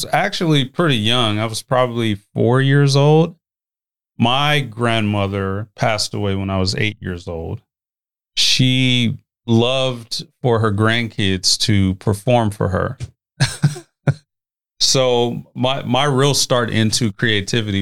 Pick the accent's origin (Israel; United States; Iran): United States; Omaha, Nebraska; I also grew up in North Omaha